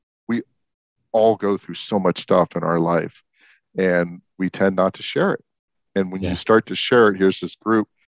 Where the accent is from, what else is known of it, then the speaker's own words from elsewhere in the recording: San Francisco Bay Area, California, United States; moved away; also born or lived in Denver; I grew up in the San Francisco Bay Area